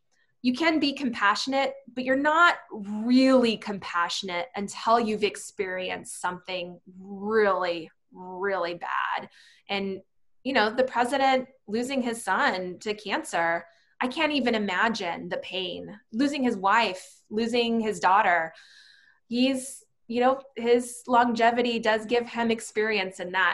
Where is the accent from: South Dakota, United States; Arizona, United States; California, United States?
Arizona, United States; Arizona is my home. It's where my parents were born. It's where I was born. It's where my family lives to this day.